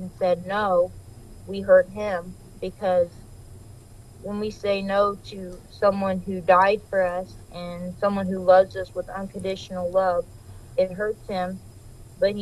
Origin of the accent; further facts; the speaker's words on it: Ohio, United States; I was born in Ohio, and I was raised in Ohio